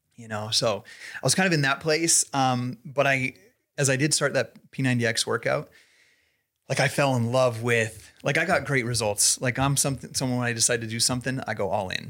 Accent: Idaho Falls, Idaho, United States; moved away as an adult; also born or lived in Salt Lake City; I was born and raised here in Idaho Falls

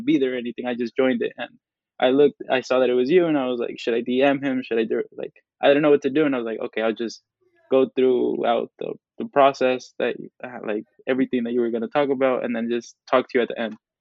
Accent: Oakland, California, United States; Latino male from El Salvador, uh, born and raised in Oakland, California

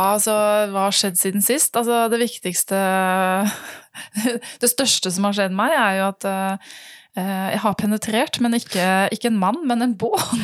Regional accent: Western Norway, Norway; jeg er en jente fra Vestlandet

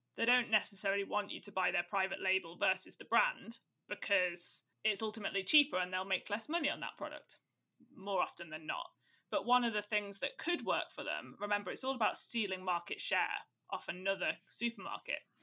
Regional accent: Staffordshire, West Midlands, United Kingdom; now in Dublin, Ireland; I'm from Staffordshire

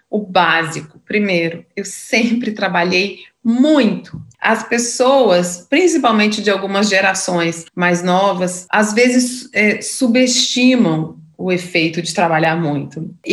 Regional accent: Minas Gerais, Brazil; now in São Paulo, Brazil; como é que foi minha trajetória aqui na selva de pedra, sendo, sendo mineira.

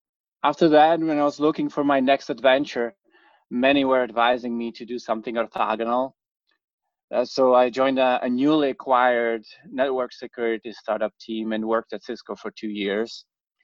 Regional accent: Czechia; moved away as an adult; also born or lived in Princeton, New Jersey; now in New York, United States; I grew up in the Czech Republic and came to US for the grad school.

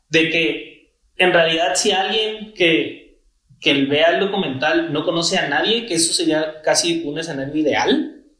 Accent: Mexico; Como mexicanos

